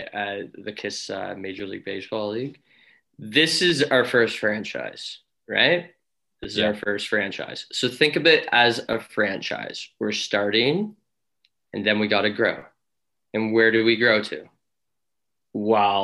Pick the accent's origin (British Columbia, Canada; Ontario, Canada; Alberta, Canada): Ontario, Canada; Kitchener; moved away as an adult; now in Toronto, Canada; I'm originally from Kitchener-Waterloo, Ontario